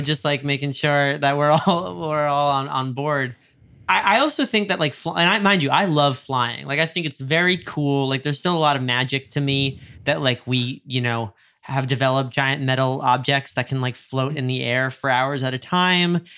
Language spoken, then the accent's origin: English; Westchester, New York, United States; moved away as an adult; now in Los Angeles, United States; I grew up a little outside of New York City, felt, in a small town